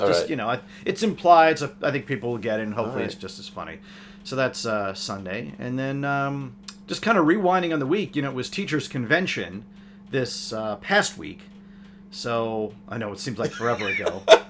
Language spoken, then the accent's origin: English; New Jersey, United States; I'm just some dude from Jersey passing through.